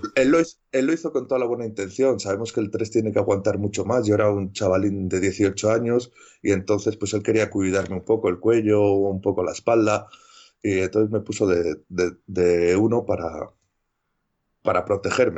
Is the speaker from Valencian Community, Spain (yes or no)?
no; Valladolid, Castile and León, Spain; also born or lived in Medina de Rioseco; yo soy de Valladolid, pero soy de un pueblo de, unos 40 mm, kilómetros de Valladolid, se llama Medina de Río Seco, y yo me, yo me crié ahí hasta los 12 años